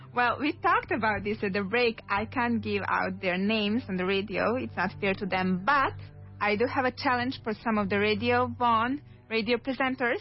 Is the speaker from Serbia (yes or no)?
yes; Serbia; now in Madrid, Spain; I'm actually from Serbia